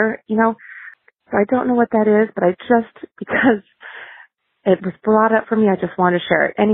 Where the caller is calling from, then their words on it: California, United States; I'm calling from California.